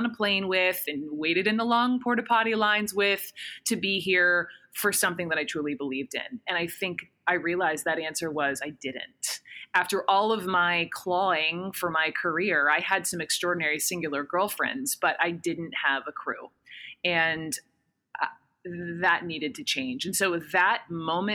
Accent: Atlanta, Georgia, United States; White woman, upper middle class, born and raised in Atlanta, Georgia.

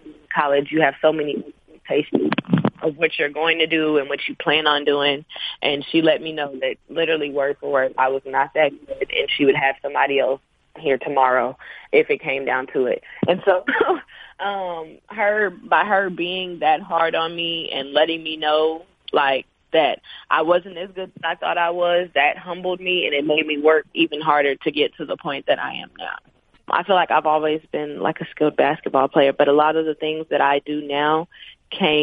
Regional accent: Arkansas, United States; moved away as an adult; I'm from Arkansas. I live 3 hours away from home.

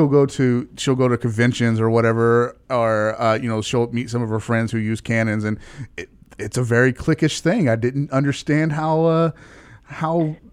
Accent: Texas, United States; I'm from Texas. Football is a religion here

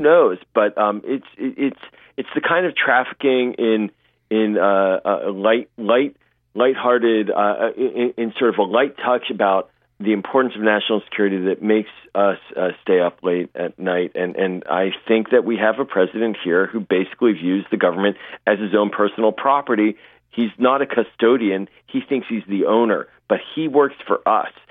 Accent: Pittsburgh, Pennsylvania, United States; moved away; I'm originally from Pittsburgh

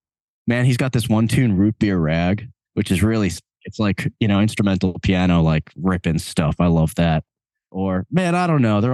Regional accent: Long Island, New York, United States; So me and Brian Murray, one of the guitar players in the band, we're both from Long Island.

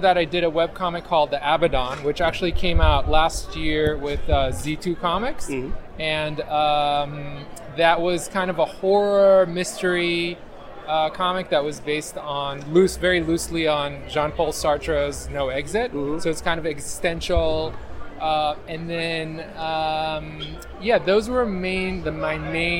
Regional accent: Israel; moved away as an adult; now in New York, United States; I'm originally from Israel. And in Israel, I did comics, too. I had a few books published when I was a teenager

